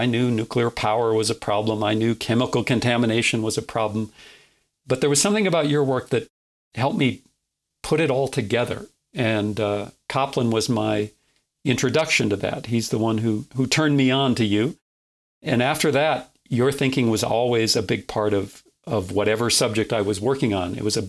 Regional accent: North Dakota, United States; even though I'm from North Dakota, I'm not a farm kid. I grew up in town. I didn't know anything about farming

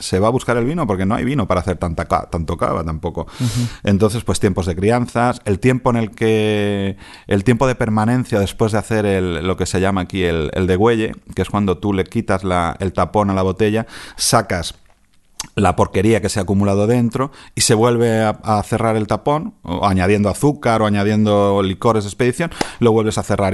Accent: Catalonia, Spain; como catalán

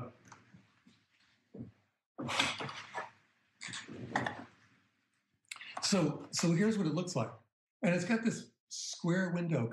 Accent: Boston, Massachusetts, United States; growing up in the Boston area

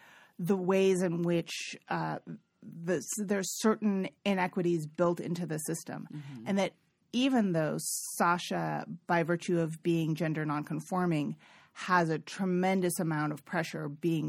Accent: California, United States; I'm from the Bay Area. I really have a lot of sophistication around sexuality and gender and all this stuff.

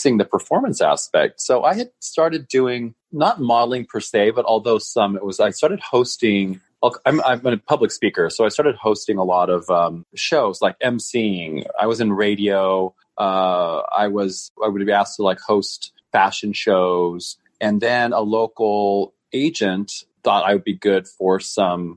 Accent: Reno, Nevada, United States; I'm from Reno, Nevada. born and raised

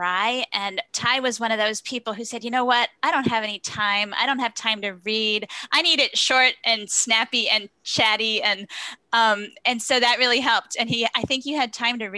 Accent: Traverse City, Michigan, United States; a nonprofit right here in my hometown of Traverse City, Michigan

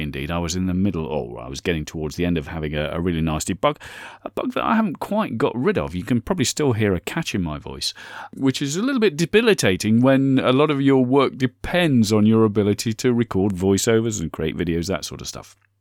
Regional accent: United Kingdom; I'm British

